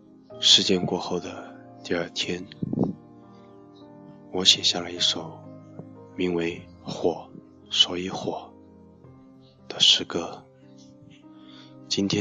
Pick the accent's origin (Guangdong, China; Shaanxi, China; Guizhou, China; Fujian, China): Guizhou, China; 作为一个贵州人，